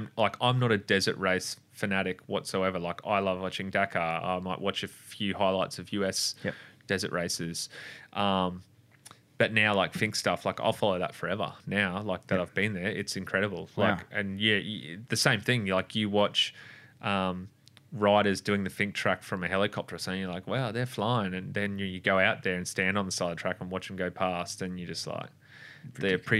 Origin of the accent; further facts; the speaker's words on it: Australia; And I was actually ashamed of myself as an Australian.